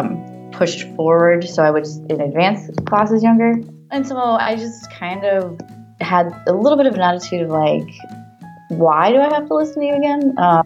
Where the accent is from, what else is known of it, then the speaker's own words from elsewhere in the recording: Florida, United States; also born or lived in Simi Valley, California; I was born in Simi Valley, California, and then I left when I was about 3 to South Florida.